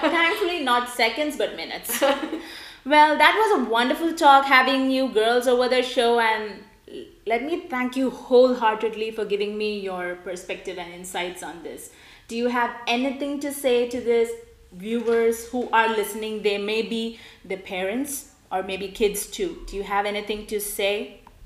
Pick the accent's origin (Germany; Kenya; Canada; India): India; now in United States; my childhood being an Indian